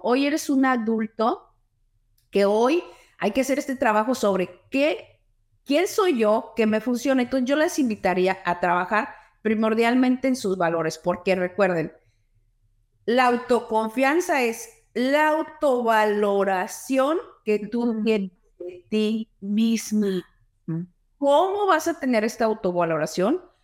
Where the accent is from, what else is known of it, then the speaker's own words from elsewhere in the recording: Mexico City, Mexico; moved away as an adult; also born or lived in Los Angeles, California; now in Houston, United States; nací en Los Ángeles, California, nací, pero siempre me crié en la Ciudad de México, terminé la universidad y la carrera en la Ciudad de México y después me vine a Houston, Texas que es donde yo actualmente vivo